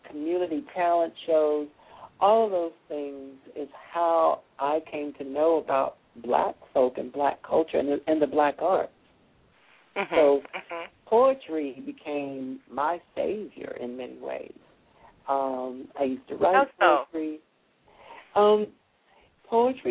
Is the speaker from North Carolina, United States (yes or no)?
yes; Hickory, North Carolina, United States; moved away; I'm the first African-American born in Hickory to earn a PhD